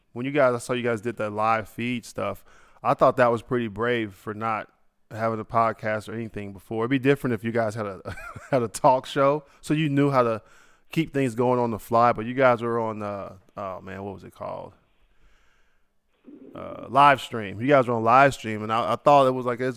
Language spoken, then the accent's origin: English; Ohio, United States; I'm from Ohio